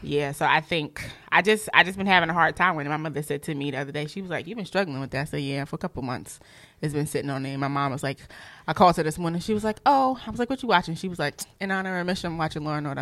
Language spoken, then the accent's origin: English; Newark, New Jersey, United States; I'm from Newark, New Jersey, and I'm a school social worker